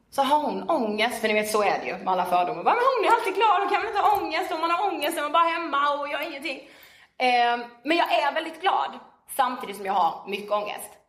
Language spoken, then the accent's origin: Swedish; Karlshamn, Blekinge, Sweden; now in Stockholm, Sweden; eh, och är 23 eh, år och född och uppvuxen i Karlshamn i Blekinge.